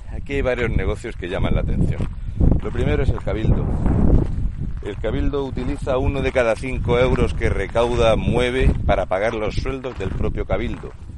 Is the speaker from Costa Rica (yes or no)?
no; Region of Murcia, Spain; un murciano encabronado